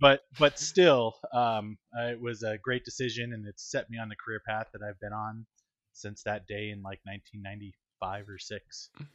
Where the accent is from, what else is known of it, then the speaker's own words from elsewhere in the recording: Manchester, New Hampshire, United States; was born and raised in Manchester, New Hampshire, about fifty miles north of Boston